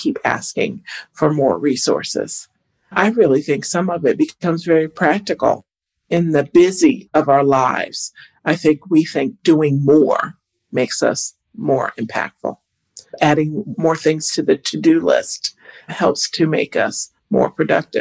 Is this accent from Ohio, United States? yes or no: yes; Toledo, Ohio, United States; I grew up in Northwest Ohio in Toledo, glass capital of the world